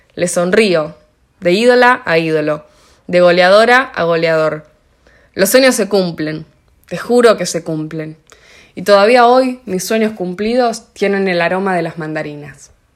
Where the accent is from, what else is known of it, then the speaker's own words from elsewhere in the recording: Cañada Rosquín, Santa Fe, Argentina; also born or lived in Rosario; Con mi familia futbolera íbamos los domingos a ver a la lluve como llamaban al club de mi pueblo, Cañada Rosquín